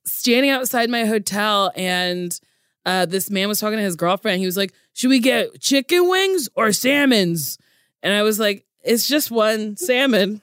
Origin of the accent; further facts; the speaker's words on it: Middletown, New Jersey, United States; Middletown, New Jersey. I went to Middletown High School South